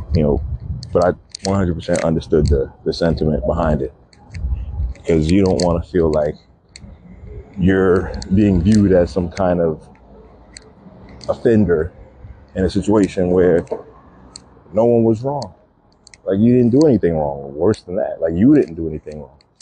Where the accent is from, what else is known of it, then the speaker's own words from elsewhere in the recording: New York City, New York, United States; I grew up in Brooklyn playing a lot of pickup basketball games